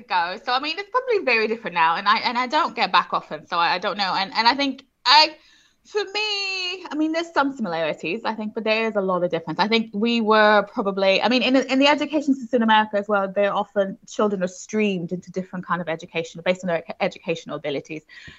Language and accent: English; Houston, Texas, United States; Yes, I did. Yeah, I'm American originally, which I think confuses a lot of people because they're like, I don't hear it.